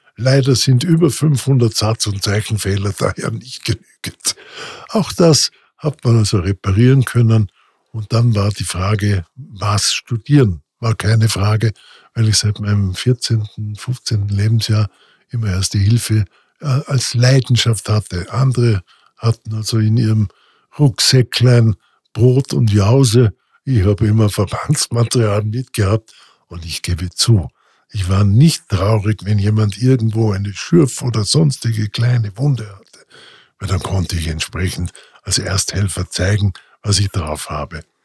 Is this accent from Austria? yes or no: yes; Gaschurn, Vorarlberg, Austria; accent: Vorarlbergerisch; moved away; also born or lived in Bregenz; Also in Bregenz geboren, dann in weiterer Folge im Montafon groß geworden